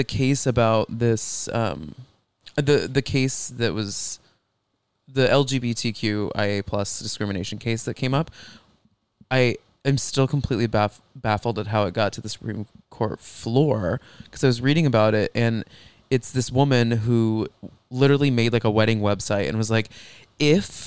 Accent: Texas, United States; I grew up in Texas

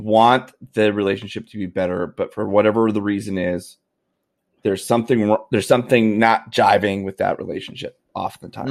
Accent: Canada; as a Canadian, I w, I have, uh, I have religious, uh, uh, beliefs

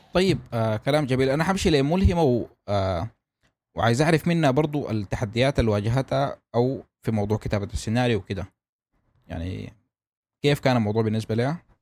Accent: Sudan; عندنا في السودان

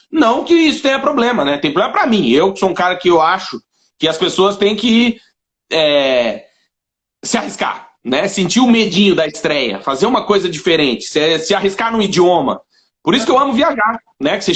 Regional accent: South Region, Brazil; É, imagina, eu sou do Sul, ele morava no é. Nordeste, a gente nunca ia se encontrar, provavelmente.

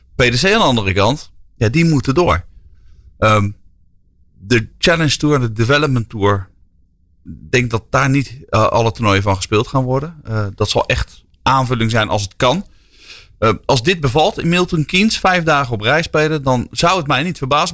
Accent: Netherlands; wij zijn ook Nederlanders

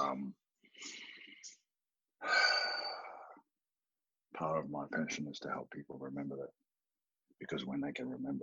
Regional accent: New Zealand; I am Māori from New Zealand

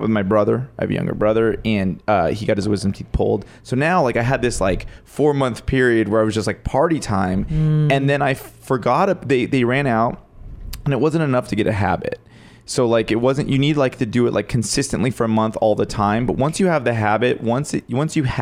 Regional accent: Pasadena, California, United States; I'm a local guy. I'm from Pasadena, California

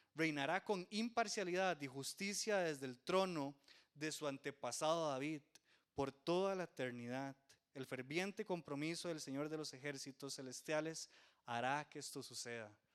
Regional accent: Costa Rica

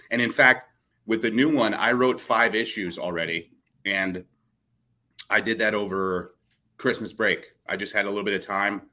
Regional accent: New Jersey, United States; I'm from Jersey

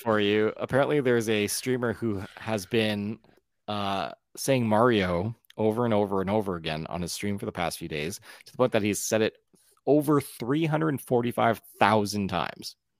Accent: Ontario, Canada; also born or lived in Newfoundland (heritage); I'm from Ontario where we have no culture

